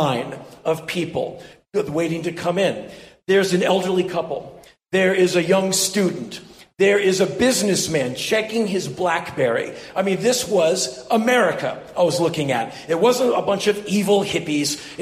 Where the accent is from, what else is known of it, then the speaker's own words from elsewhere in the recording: Washington, District of Columbia, United States; moved away as an adult; also born or lived in Los Angeles, California; I was born and raised in Washington, D.C.